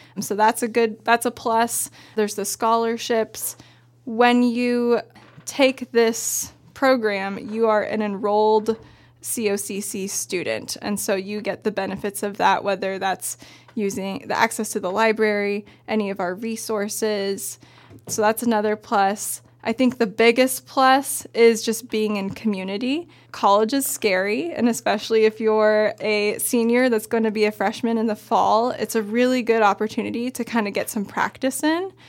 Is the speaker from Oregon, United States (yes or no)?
yes; Bend, Oregon, United States; I grew up in Bend, went to Summit High School